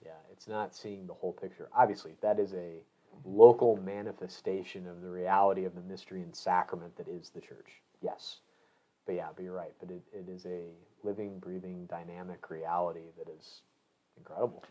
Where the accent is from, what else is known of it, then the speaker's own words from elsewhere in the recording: Illinois, United States; moved away; I grew up in Illinois